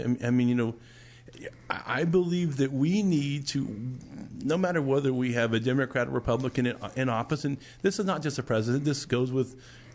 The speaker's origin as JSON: {"language": "English", "country": "United States", "said": "we, as you know, United States of America citizens"}